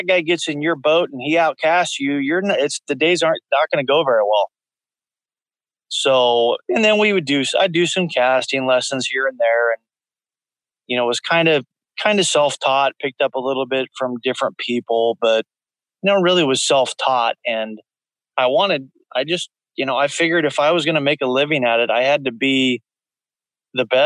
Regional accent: the Northwest, Pacific Northwest, United States; kind of born and raised in the Northwest

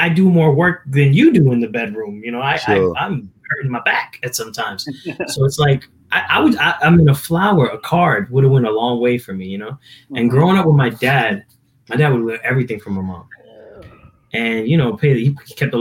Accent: New Jersey, United States; Growing up in Jersey with my dad

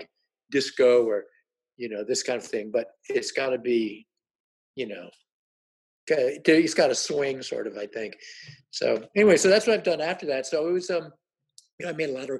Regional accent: Washington, District of Columbia, United States; I grew up in Southern Washington, D.C.

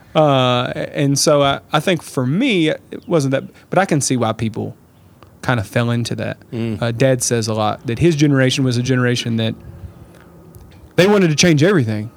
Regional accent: Lawrenceburg, Kentucky, United States; I grew up in Lawrenceburg

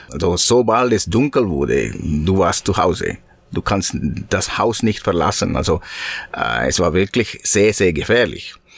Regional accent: Sri Lanka; German is a second language; moved away; in meinem Heimat, in Sri Lanka, in 1989, 88, 90, diese Jahren

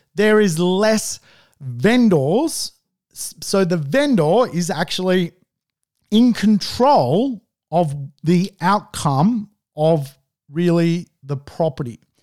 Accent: Sydney, New South Wales, Australia; I grew up, um, at the Woolwich end of Hunnis Hill

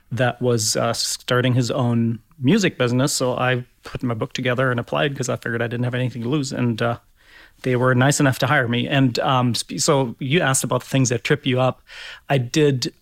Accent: Berlin, Germany; moved away as an adult; also born or lived in Hamburg, Germany; now in Fort Wayne, United States; So I grew up in Berlin, Germany, West Berlin uh, back in the day because the city was still divided

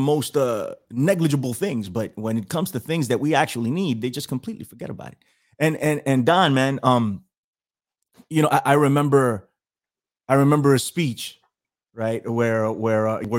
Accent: New York, United States; I'm in America. I'm in New York

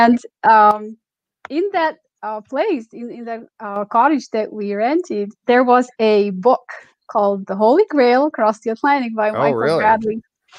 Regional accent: eastern Slovakia, Slovakia; born or raised there; also born or lived in Czechoslovakia; now in Nova Scotia, Canada

